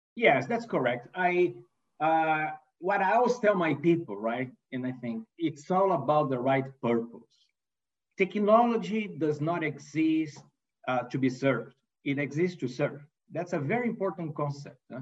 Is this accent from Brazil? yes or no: yes; Brazil; English is a second language; moved away as an adult; also born or lived in Italy / United States; I'm not a native English speaker, right? So I'm, uh, I was born in Brazil and raised in Brazil.